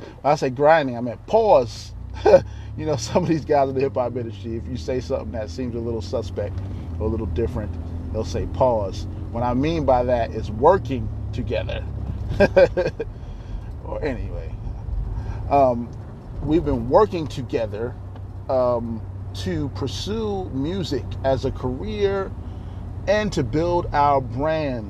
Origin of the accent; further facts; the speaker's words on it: Baltimore, Maryland, United States; also born or lived in Virginia / Dayton, Ohio; I was born in Baltimore, Maryland